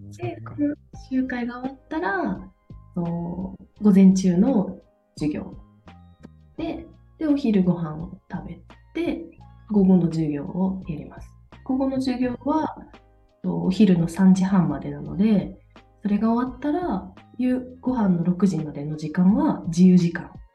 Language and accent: Japanese; Toyama, Japan; moved away as an adult; now in Denmark; 地元富山